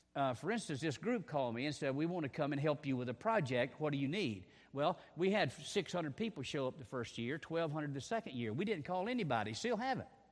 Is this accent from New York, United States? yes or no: no; Hazard, Kentucky, United States; moved away; I'm from Hazard. I'm not a Duke boy, in case you remember. Um, and my wife is from Lynch, so we're both mountain people